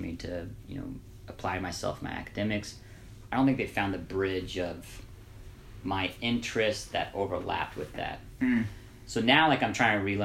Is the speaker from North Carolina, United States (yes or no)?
no; Evansville, Indiana, United States; I'm from Evansville, Indiana.